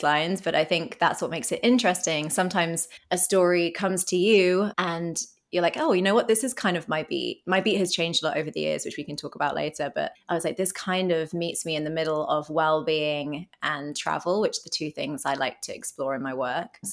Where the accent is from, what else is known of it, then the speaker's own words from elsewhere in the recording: Bristol, South West England, United Kingdom; moved away as an adult; now in New York, United States; I'm from a city called Bristol in southwest England